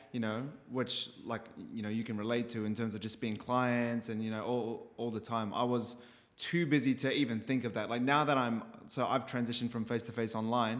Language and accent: English; Christchurch, Canterbury, New Zealand; moved away as an adult; so I was born in Christchurch, New Zealand